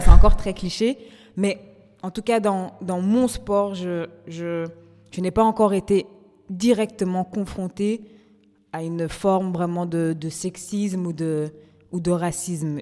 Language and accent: French; Brussels, Brussels-Capital Region, Belgium; je suis belge et que mais à côté de ça aussi d'origine congolaise